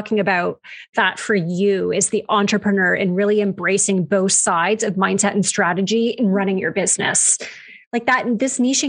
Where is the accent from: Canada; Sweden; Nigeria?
Canada; We say niches because we're Canadian. That's how we pronounce it up here